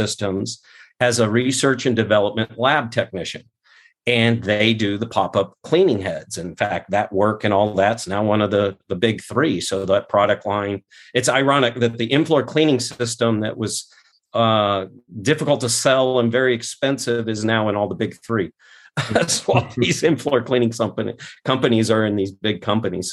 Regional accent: Scottsdale, Arizona, United States; I was born not in Scottsdale, but I was raised in South Scottsdale, Arizona.

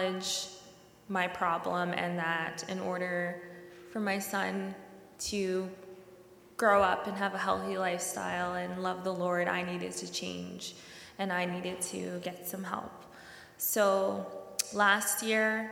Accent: Winnipeg, Manitoba, Canada; I was born and raised in Winnipeg

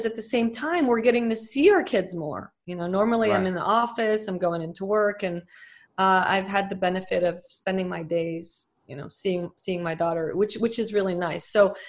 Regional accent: Dubai, United Arab Emirates; born there; also born or lived in Lebanon; brother was born in Dubai. We're the only ones that were born there.

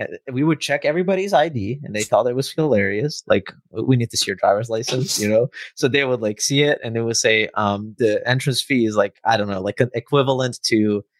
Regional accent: Novi Sad, Vojvodina, Serbia; It's called Exit. It's in my hometown

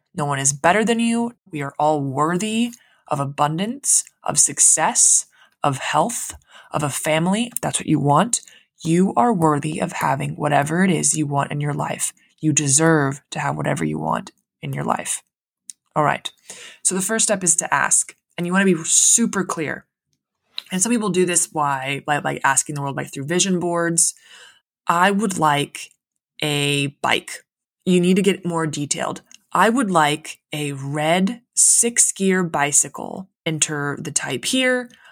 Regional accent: Central Coast of California, United States; also born or lived in San Diego; I grew up in the Central Coast. I went to school in the Central Coast of California

